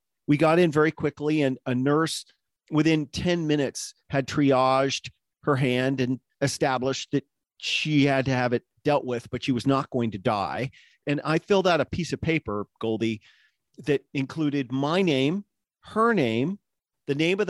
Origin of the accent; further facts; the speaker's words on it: United States; I'm an American